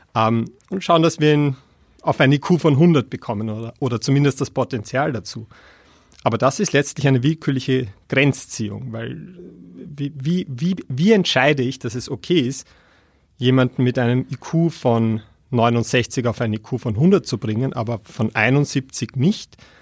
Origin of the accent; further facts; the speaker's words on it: Austria; als Österreicher